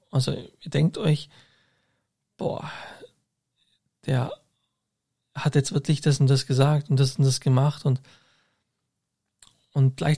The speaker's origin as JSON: {"language": "German", "town": "Augsburg", "region": "Bavaria", "country": "Germany", "tie": "born or raised there", "said": "ich bin alle zwei Wochen in Augsburg, meiner Heimatstadt."}